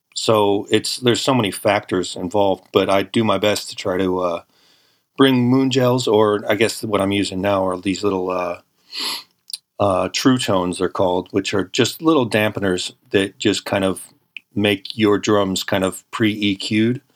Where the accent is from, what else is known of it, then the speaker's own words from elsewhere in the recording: San Francisco Bay Area, California, United States; I'm from the San Francisco Bay Area.